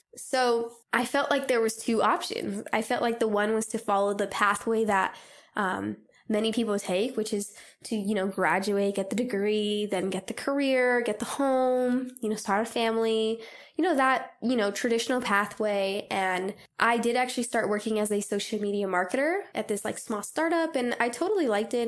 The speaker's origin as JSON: {"language": "English", "region": "Southern California", "country": "United States", "moved": "yes", "said": "I'm originally from Southern California"}